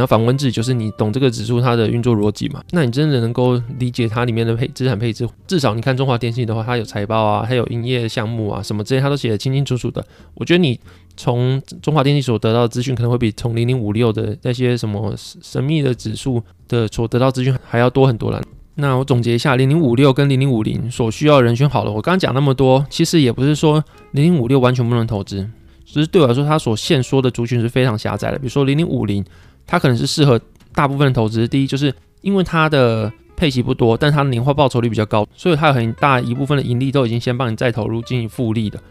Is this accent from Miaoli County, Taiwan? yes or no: no; Pingtung County, Taiwan; 我屏东人嘛，那我屏东人到台南或到其他地方读书的时候